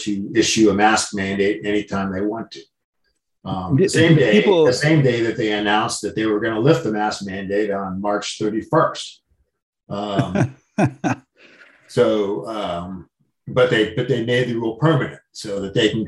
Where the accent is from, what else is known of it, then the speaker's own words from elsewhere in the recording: United States; growing up in the United States